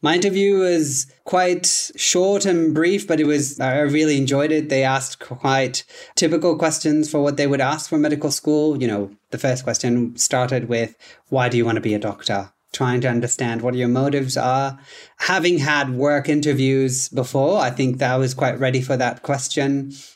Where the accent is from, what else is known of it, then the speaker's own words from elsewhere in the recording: Tanzania; English is a second language; moved away as an adult; also born or lived in Vancouver, Canada; now in Dubbo, Australia; I am originally from Tanzania. That's where I was born and raised until I was eighteen years old.